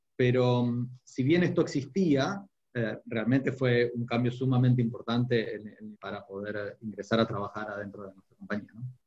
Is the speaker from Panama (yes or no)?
no; Argentina; fuera de la Argentina, de donde soy originario